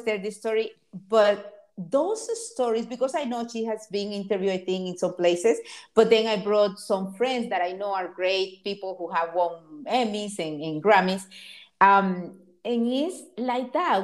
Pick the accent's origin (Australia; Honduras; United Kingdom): Honduras; also born or lived in Miami, United States; now in Los Angeles, United States; I came to Miami from Honduras, my country, in in 1988